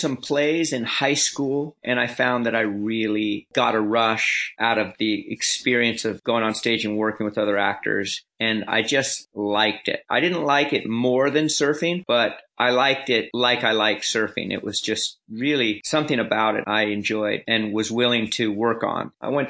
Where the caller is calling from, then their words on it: Los Angeles, California, United States; I'm calling you from Los Angeles, California.